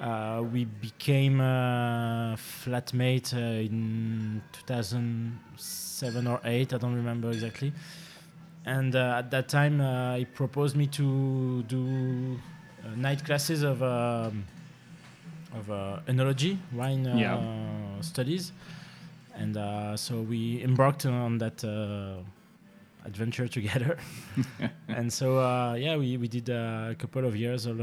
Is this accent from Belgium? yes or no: yes; Stambruges, Wallonia, Belgium; moved away as an adult; now in Brussels, Belgium; originally I'm from Hainaut